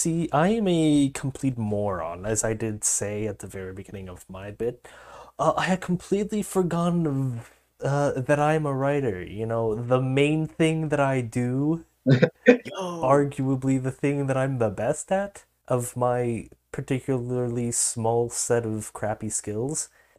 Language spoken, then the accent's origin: English; Montreal, Quebec, Canada; born there; I was unfortunately, sadly born in Quebec, Montreal, which is arguably worse than being American.